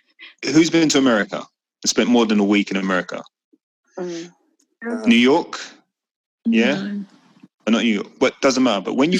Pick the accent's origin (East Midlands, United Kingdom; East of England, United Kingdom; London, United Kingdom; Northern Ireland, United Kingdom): London, United Kingdom; So we grew up in East London. So there was a lot of Cockney in there as well. And maybe some of the Essex speak.